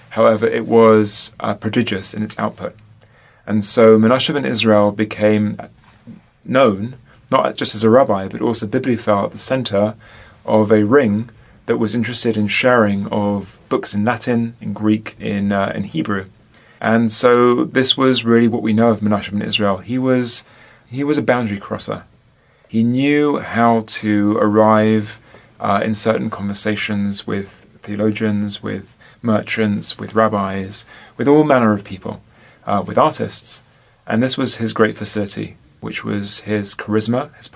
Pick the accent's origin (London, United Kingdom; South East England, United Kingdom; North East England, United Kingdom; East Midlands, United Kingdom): London, United Kingdom; I am from London, from England